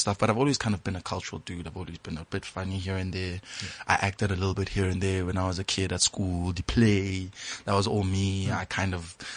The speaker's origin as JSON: {"language": "English", "town": "Hammanskraal", "region": "Gauteng", "country": "South Africa", "tie": "born or raised there", "also_born_or_lived": "Klerksdorp", "said": "I was raised in Hammanskraal by a family full of women"}